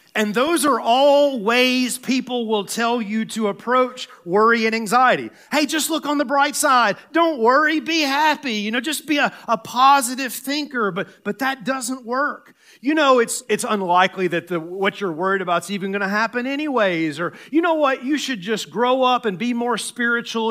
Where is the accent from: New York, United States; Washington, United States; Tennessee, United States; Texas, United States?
Tennessee, United States; I'm from Tennessee